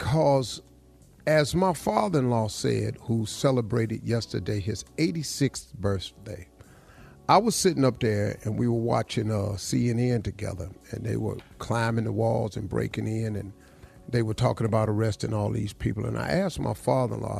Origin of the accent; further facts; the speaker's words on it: Welch, West Virginia, United States; I grew up in Welch, West Virginia.